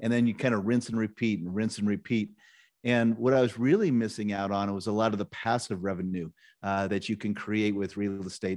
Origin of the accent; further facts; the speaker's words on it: Nebraska, United States; I grew up in Nebraska, so I was kind of a small town Nebraska kid growing up